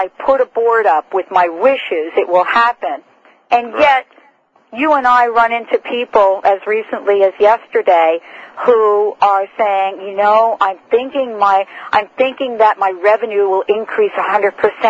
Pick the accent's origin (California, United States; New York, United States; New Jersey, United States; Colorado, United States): New Jersey, United States; also born or lived in Morristown, New Jersey; I'm from New Jersey and have lived in Morristown